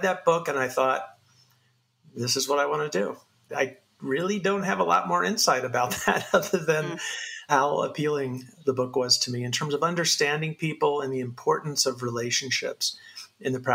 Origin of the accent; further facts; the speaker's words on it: Sancti Spíritus, Cuba; I was born in a little town called Sancti Spiritus, Cuba, in Cuba.